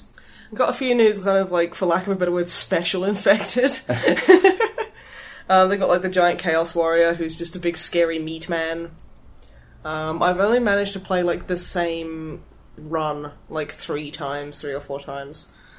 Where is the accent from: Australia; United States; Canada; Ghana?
Australia; As an Australian, it is my want.